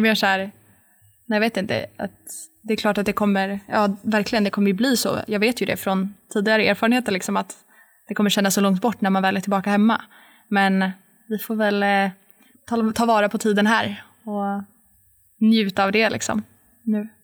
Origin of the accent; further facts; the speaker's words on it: Sweden; moved away as an adult; hemma i Sverige